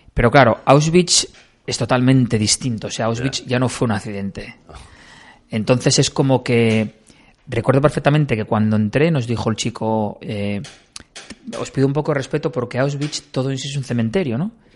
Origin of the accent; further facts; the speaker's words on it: Bañugues, Asturias, Spain; salí de, de Bañugues, de mi pueblo